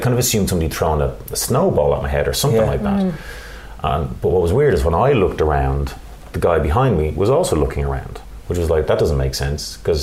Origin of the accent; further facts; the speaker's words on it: Ireland; we're Irish.